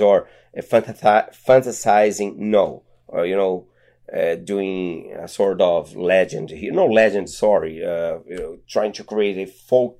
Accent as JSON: {"language": "English", "country": "Brazil", "also_born_or_lived": "New York City, United States", "second_language": "English", "moved": "as an adult", "lives_now": "United States", "said": "I am a theorist from the Amazon rainforest."}